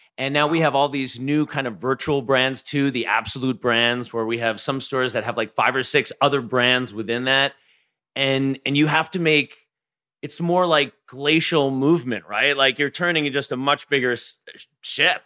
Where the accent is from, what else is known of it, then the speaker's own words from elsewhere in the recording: Long Island, New York, United States; growing up in Long Island